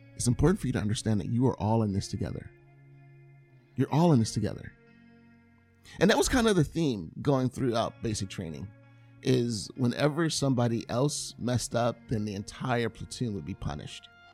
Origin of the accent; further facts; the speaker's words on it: California, United States; I'm I'm from California.